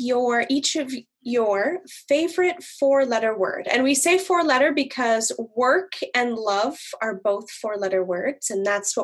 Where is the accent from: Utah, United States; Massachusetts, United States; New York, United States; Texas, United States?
Massachusetts, United States; Boston; now in Minneapolis, United States; I'm actually from the East Coast. I'm from Boston.